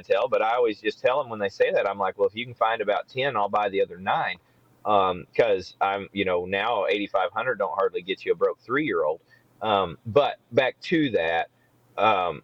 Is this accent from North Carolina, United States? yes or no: no; Kansas, United States; I grew up in Kansas